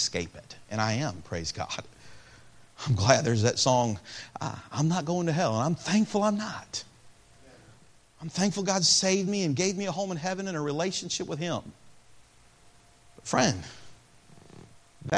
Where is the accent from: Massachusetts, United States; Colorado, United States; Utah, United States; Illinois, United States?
Illinois, United States; Peoria; I was born in Peoria, Illinois.